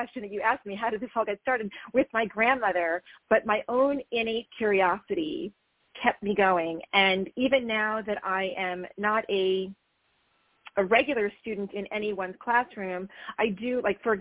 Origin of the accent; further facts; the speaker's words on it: New Jersey, United States; also born or lived in New York City; I grew up in New Jersey